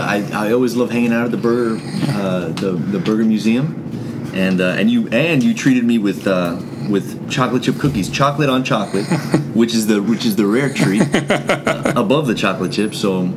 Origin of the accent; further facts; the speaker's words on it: Broward County, Florida, United States; I didn't grow up in Miami. I grew up in Broward.